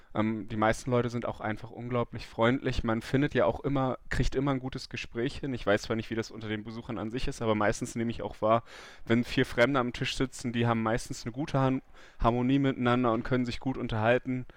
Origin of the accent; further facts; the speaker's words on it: Germany; als Deutscher